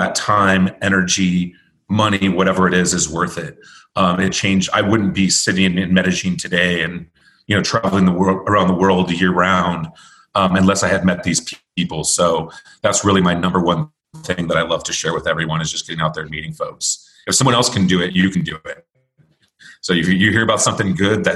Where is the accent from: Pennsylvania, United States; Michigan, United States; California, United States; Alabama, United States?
California, United States; moved away; I grew up in California